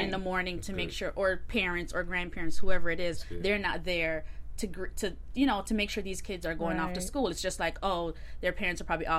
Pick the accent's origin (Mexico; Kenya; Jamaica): Jamaica; now in United States; I grew up in the Caribbean first, so mm-hmm. I went to school in Jamaica before I came to school in the States.